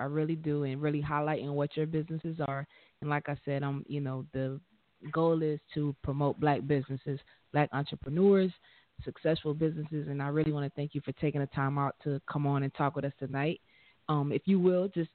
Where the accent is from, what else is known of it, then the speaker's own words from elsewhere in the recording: Liberia; I'm from Liberia